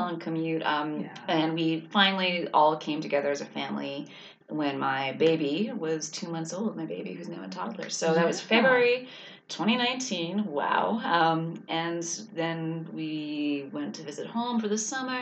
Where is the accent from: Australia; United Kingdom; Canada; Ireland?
Canada; northern Saskatchewan; moved away as an adult; also born or lived in Durham / Vermont; now in China; I originally grew up in northern Saskatchewan, Canada